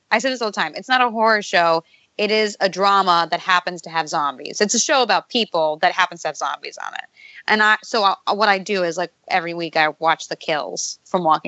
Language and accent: English; Pittsburgh, Pennsylvania, United States; now in New York, United States; I'm from Pittsburgh originally